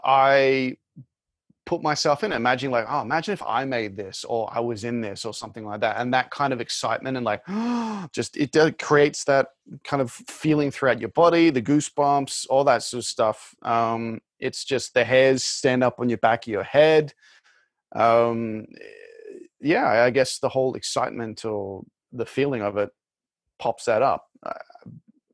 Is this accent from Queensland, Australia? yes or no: yes; Brisbane, Queensland, Australia; moved away; also born or lived in Sydney; I lived in Sydney for about six, seven years, but I'm from Brisbane